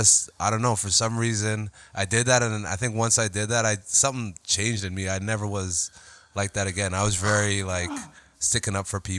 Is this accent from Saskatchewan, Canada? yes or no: no; Toronto, Ontario, Canada; also born or lived in North York, Ontario; I was born in North York, Ontario. Uh-huh. Just middle child, older brother, younger brother, 4 years all apart. And we just had a close family. We grew up in Toronto, born and raised here.